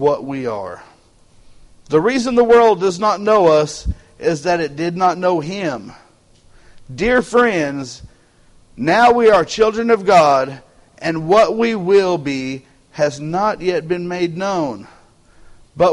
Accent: Texas, United States; Texans, we got that Texan pride

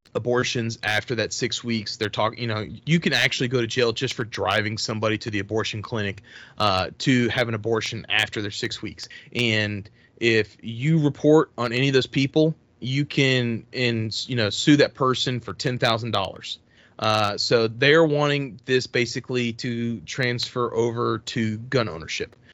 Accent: Texas, United States; moved away; I'm from Texas. I have a lot of family still that lives there.

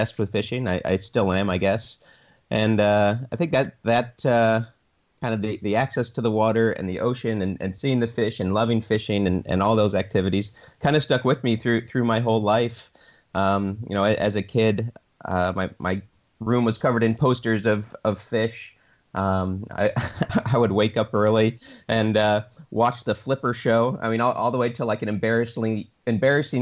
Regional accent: Michigan, United States; I was born in a small town in Michigan. It's in the Midwestern US and actually on Lake Michigan

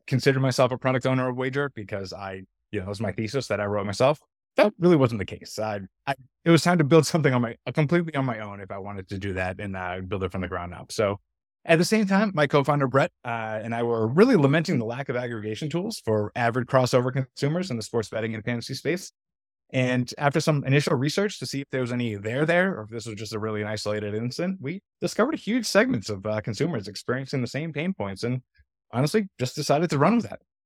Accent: outside of Boston, Massachusetts, United States; moved away as an adult; also born or lived in North Carolina; I grew up outside of Boston

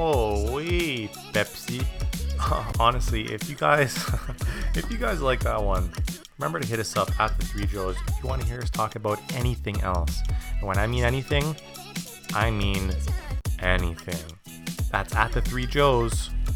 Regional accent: Quebec, Canada; I'm French. I'm from Quebec.

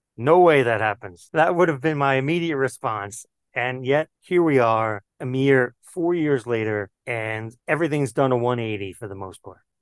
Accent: New York City, New York, United States; I grew up in Queens, New York

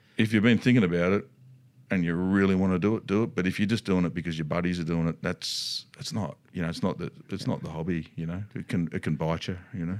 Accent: Australia; decided to stay, had their family and stayed in Australia

